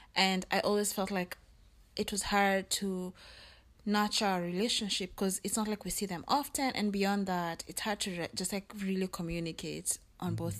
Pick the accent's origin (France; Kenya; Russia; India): Kenya; now in United States; in Kenya there's so many languages, which is a good thing because you learn so many languages, but I wasn't fluent in my mom's like my mother tongue